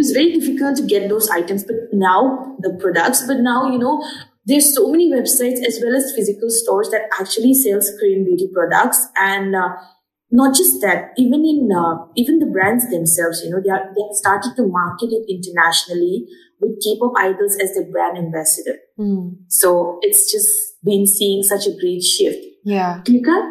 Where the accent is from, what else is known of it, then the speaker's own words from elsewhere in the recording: Dimapur, Nagaland, India; growing up in Dimapur, which is in Nagaland